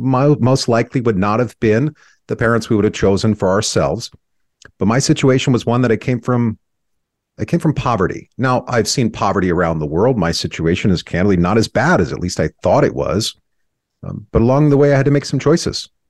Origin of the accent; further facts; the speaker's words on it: Rainbow, California, United States; first memories I had were in this dilapidated house in a town called Rainbow, California, uh, just outside of a, a town called Temecula